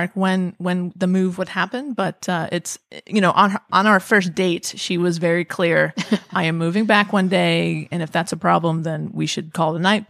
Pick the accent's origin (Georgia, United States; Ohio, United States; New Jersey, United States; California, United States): California, United States; Southern; I grew up here. I'm from Southern California.